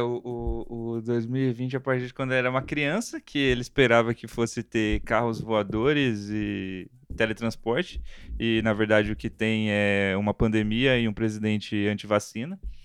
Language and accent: Portuguese; Brazil; como brasileiro